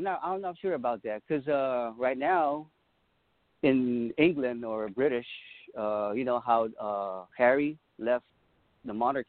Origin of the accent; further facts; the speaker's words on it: Angeles City, Central Luzon, Philippines; now in Daly City, United States; I'm from Pampanga, Angeles City, where the Air Force Base and the Naval Base used to be.